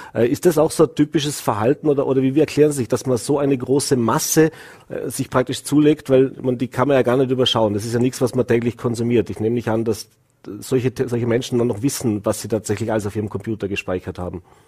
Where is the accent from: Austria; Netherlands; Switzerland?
Austria; Vorarlberg; bei uns im Ländle